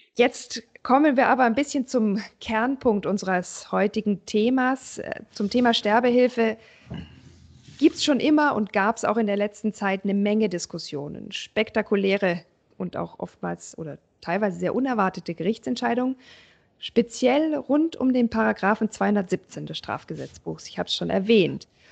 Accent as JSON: {"language": "German", "country": "Germany", "said": "bei uns in Deutschland"}